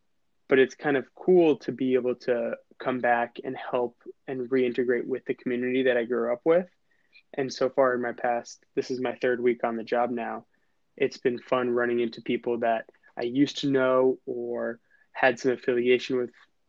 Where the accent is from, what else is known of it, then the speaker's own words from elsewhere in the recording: Miami, Florida, United States; moved away; also born or lived in Ohio / Los Angeles; I'm originally from Miami, which is nice to come back home, I guess. My whole family's down here.